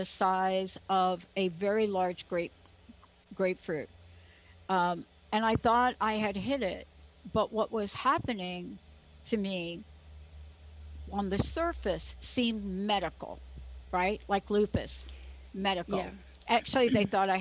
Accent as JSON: {"language": "English", "region": "East Coast", "country": "United States", "said": "I'm from the East Coast"}